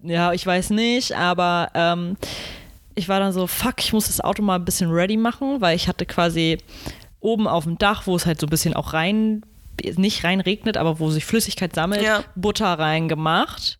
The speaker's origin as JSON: {"language": "German", "country": "Germany", "said": "Ich, deutsche Kartoffel"}